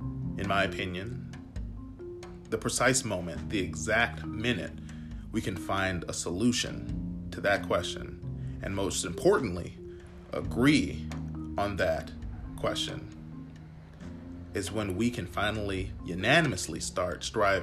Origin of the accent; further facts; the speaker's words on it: United States; And yes, an American. But above all things, I'm an American first